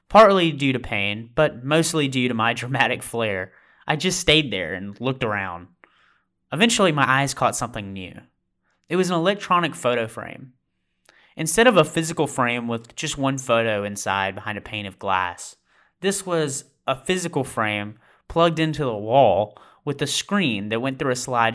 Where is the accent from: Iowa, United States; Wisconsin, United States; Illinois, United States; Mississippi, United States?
Mississippi, United States; Amory; I spent almost every evening photographing our community, Amory, Mississippi